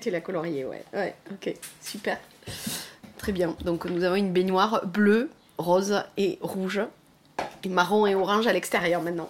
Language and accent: French; Pradines, Occitania, France; moved away; also born or lived in Toulouse; j'ai grandi dans le Lot